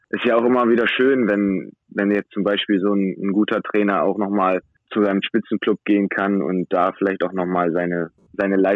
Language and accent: German; Wilhelmshaven, Lower Saxony, Germany; also ja, ich komme aus Wilhelmshaven, das ist meine Heimatstadt.